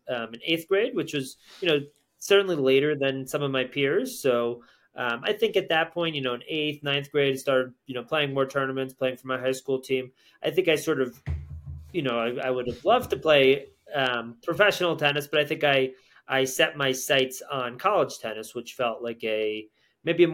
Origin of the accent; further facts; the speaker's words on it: Connecticut, United States; I grew up in Connecticut.